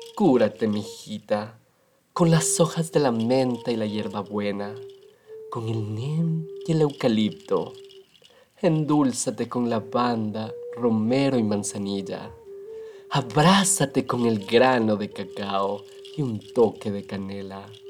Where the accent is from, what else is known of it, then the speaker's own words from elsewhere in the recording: Ecuador; de donde yo soy en Ecuador